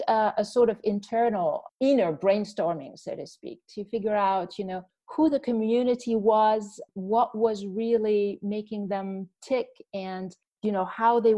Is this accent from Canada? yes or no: yes; Canada; moved away as an adult; also born or lived in Washington, D.C.; now in Brussels, Belgium; I am a Canadian, but I have been in Brussels for now close to 20 years on and off